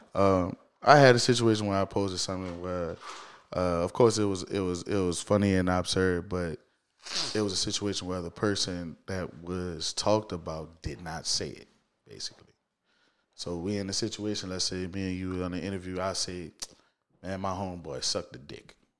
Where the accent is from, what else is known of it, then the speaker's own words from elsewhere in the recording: New Orleans, Louisiana, United States; I'm born and raised in New Orleans, man. Shout out to the East, man. I'm from the East.